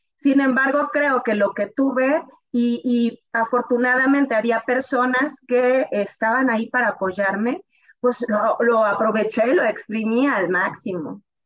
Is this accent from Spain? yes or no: no; northern Veracruz, Mexico; moved away as an adult; also born or lived in Tampico; yo soy del norte de Veracruz